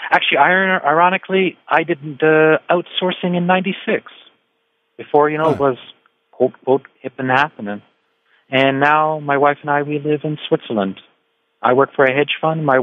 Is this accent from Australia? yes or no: no; Canada; also born or lived in United States; I, I'm actually really German Canadian, right? Uh, but okay. I grew up in the States and Canada